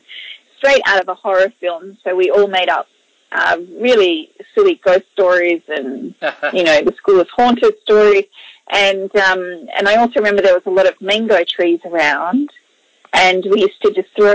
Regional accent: Mackay, Queensland, Australia; also born or lived in Biloela, Queensland; I grew up in North Queensland in a town called Mackay, but I was actually born in a smaller town further west called Billawilla.

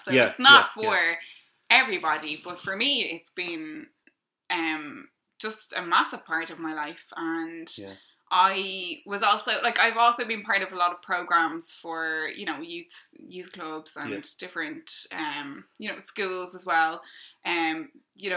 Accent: Ireland; also born or lived in Tallaght, Dublin; now in Prosperous, Ireland; we moved from Tala to Kildare and I lived and still live out in Prosperous

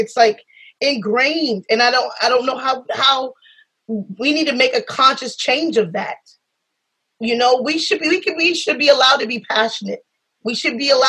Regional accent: South Carolina, United States; I come from South Carolina. I'm from the South.

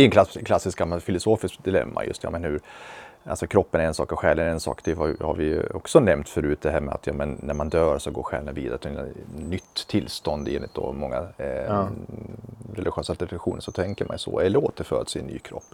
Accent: Sweden; född här i, i Sverige

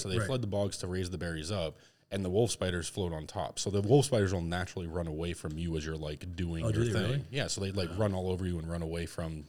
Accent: Massachusetts, United States; I mean, I'm from Massachusetts. I've seen cranberry bogs.

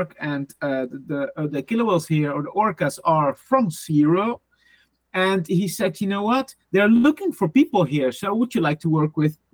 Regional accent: Netherlands; English is a second language; moved away; also born or lived in Sweden; I'm from the Netherlands, and I started in 2005 with my zoo career in almost the middle of the Netherlands

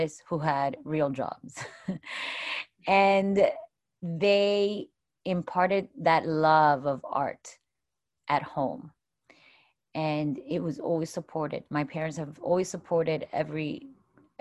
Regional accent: Miami, Florida, United States; There's girls that I grew up with in Miami

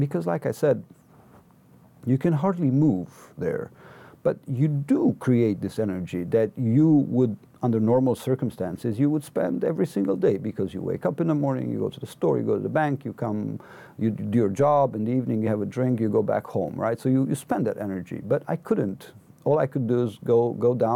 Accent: Cluj-Napoca, Cluj County, Romania; I had left Cluj, my hometown, on June 29, exactly 1 year ago

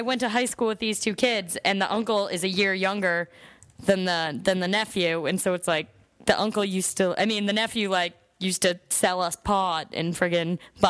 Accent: Wakefield, Massachusetts, United States; because I'm from Wakefield

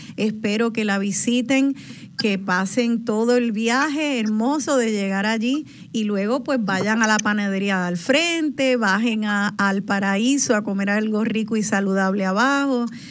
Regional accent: Puerto Rico; soy un boricua

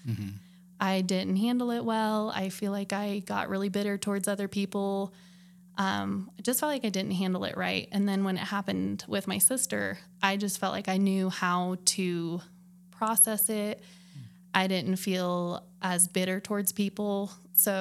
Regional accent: Flagstaff, Arizona, United States; moved away as an adult; also born or lived in South Carolina; I was born and raised in Flagstaff.

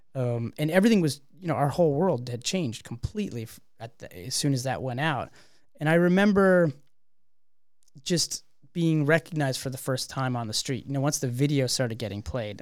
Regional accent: Canada; we're a Canadian band.

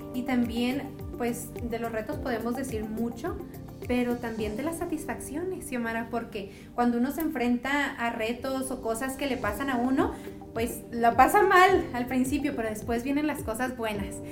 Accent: Mexico; nosotros no somos colombianos, somos mexicanos.

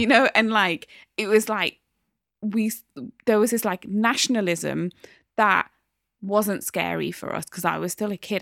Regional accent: Newcastle upon Tyne, North East England, United Kingdom; also born or lived in Midlands; I'm a Geordie, you know, brought up

